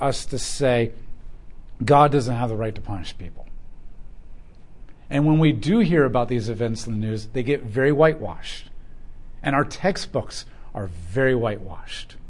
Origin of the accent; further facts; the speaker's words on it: United States; as an American nation